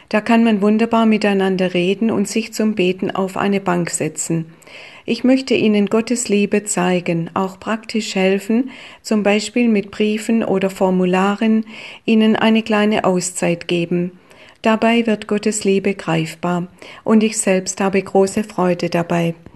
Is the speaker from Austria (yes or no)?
no; Germany; moved away as an adult; Ich habe Deutschland verlassen, als ich etwa 22 Jahre alt war. Als ich das erste Mal in meine Heimatstadt zurückkam, sah ich sie mit anderen Augen.